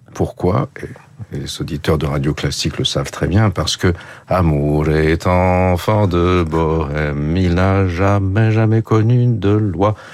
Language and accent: French; Paris, Île-de-France, France; first language French; j'ai grandi à Paris, ma langue, euh, c'est le français, bien sûr